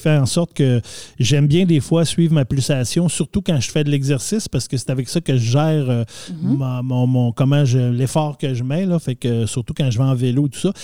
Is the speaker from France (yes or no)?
no; Quebec, Canada; on vient du Canada, Québec, euh, du Nord.